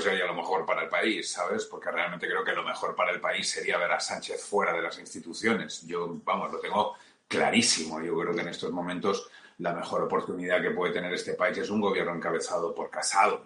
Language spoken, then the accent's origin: Spanish; Valencian Community, Spain; si tiene que ver con la comunidad valenciana de la forma que sea, yo estaré encantado porque es mi tierra